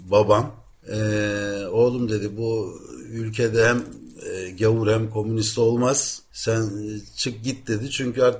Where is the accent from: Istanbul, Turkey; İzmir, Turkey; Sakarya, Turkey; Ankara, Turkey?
Ankara, Turkey; moved away as an adult; now in Athens, Greece; Ben Ankara doğumluyum. 1955 Ankara doğumluyum. O, orada doğdum, orada büyüdüm. Orada yetiştim ilk orta lise. Ondan sonra Atina'ya gelmek zorunda kaldım.